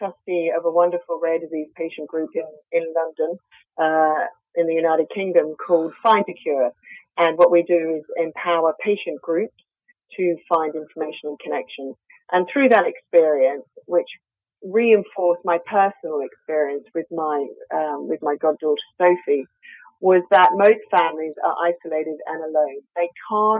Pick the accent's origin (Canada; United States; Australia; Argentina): Australia; accent: Australian; I'm Australian, as you can probably hear from my accent